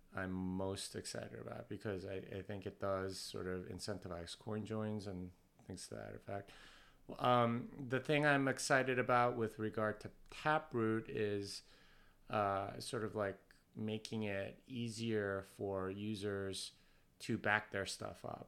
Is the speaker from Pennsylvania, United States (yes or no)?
no; Texas, United States; I'm from Texas, and I want people to know that I'm from Texas